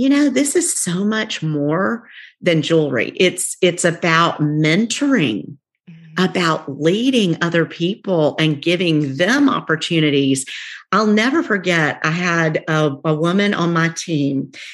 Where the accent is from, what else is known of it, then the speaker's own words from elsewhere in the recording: the South, United States; accent: twang; we're from the South, so we got a little twang